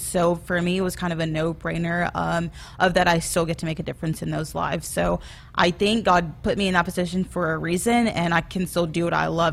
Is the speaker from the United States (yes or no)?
yes; Arkansas, United States; moved away as an adult; also born or lived in Tennessee / Kansas; now in Lincoln, Nebraska, United States; I'm originally from Arkansas